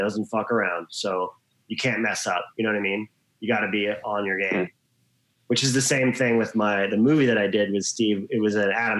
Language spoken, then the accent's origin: English; Australia; moved away as an adult; also born or lived in Hawaii, United States / New York, United States; I grew up in Hawaii and Australia. I'm half Australian, half American. I lived in Australia till I was about 21, 22.